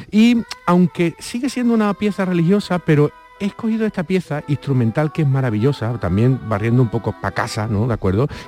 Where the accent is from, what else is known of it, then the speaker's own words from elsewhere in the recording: Málaga, Andalusia, Spain; Soy malagueño